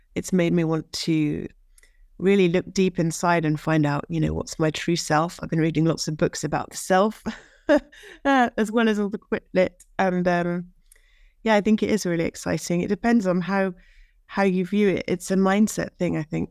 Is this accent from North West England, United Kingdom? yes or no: no; Norwich, East of England, United Kingdom; now in France; I'm from Norwich, U K, and I now live in France